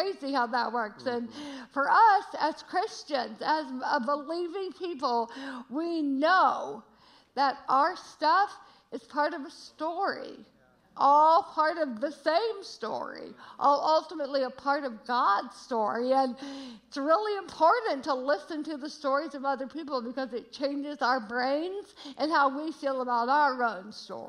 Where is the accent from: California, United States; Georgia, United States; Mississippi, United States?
Georgia, United States; I say y'all a lot. I'm from Georgia, but we are loving Chicago.